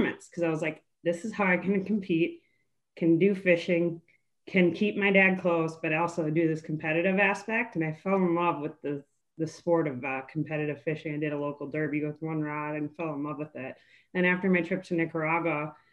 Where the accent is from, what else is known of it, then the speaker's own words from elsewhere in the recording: Minnesota, United States; I'm from Minnesota. I born and raised here in Great Lakes, 10,000 Lakes.